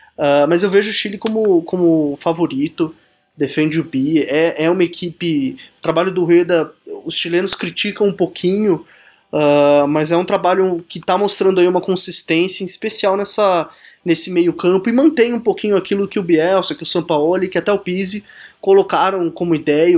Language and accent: Portuguese; Brazil; como bom brasileiro que sou